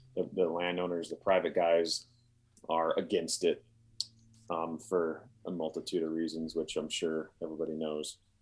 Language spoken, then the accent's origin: English; Columbia Falls, Montana, United States; now in Wyoming, United States; I, I grew up, uh, in Columbia Falls outside Glacier Park